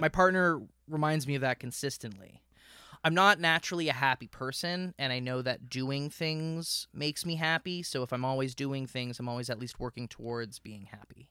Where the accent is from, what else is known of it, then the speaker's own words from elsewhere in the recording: Miami, Florida, United States; moved away as an adult; also born or lived in King City, Ontario, Canada / St. Catharines, Ontario, Canada; now in Canada; I was born in King City, Ontario. When I was two, my family moved down to Miami area